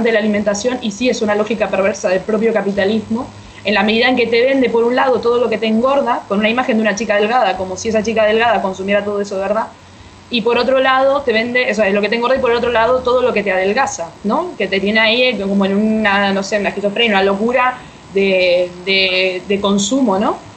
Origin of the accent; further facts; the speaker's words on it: Uruguay; moved away as an adult; now in Canary Islands, Spain; eh, soy licenciada en filosofía y mm, soy uruguaya, pero vivo en las Islas Canarias ...de hace casi 15 años y desde aquí, desde Canarias